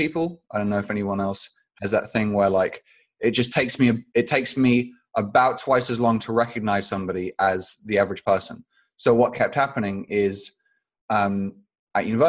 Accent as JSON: {"language": "English", "region": "London", "country": "United Kingdom", "tie": "born or raised there", "also_born_or_lived": "Phoenix, Arizona, United States", "said": "I moved to London when I was about 2 weeks old"}